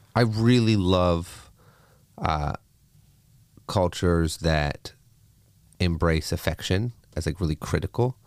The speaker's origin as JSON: {"language": "English", "country": "Canada", "tie": "born or raised there", "said": "a kid growing up in Canada"}